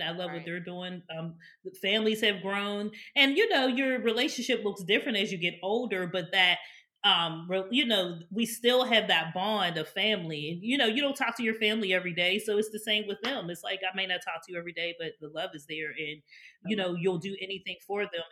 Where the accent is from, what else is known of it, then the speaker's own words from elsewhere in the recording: Pittsburgh, Pennsylvania, United States; moved away as an adult; now in Maryland, United States; born and raised in Pittsburgh. I didn't come to Maryland until I went to college